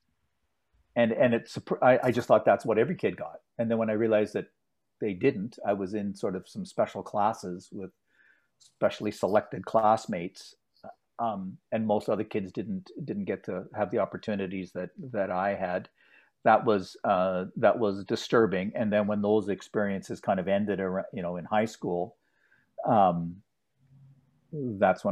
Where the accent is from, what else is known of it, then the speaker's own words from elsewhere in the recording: Ottawa, Ontario, Canada; a very privileged set of opportunities that were given to me when I grew up in Ottawa